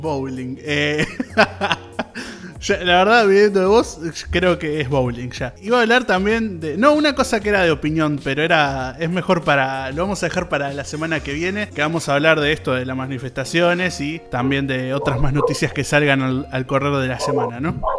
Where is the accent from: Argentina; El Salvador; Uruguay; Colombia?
Uruguay; Solymar, Canelones; soy de Salimar